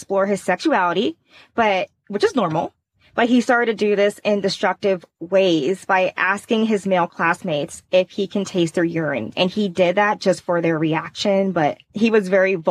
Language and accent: English; Indiana, United States; I'm from Indiana